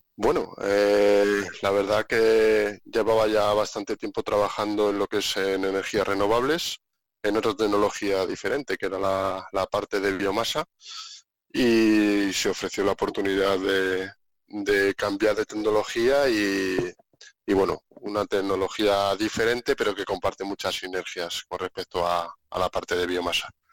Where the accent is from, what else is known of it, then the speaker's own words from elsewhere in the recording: Segovia, Castile and León, Spain; moved away as an adult; yo soy un segoviano convencido. Me encanta mi tierra, la hecho mucho de menos, a mi familia, a mis amigos, a toda mi gente